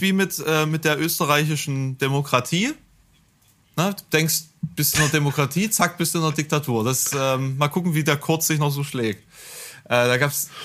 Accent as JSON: {"language": "German", "country": "Germany", "said": "als Piefke"}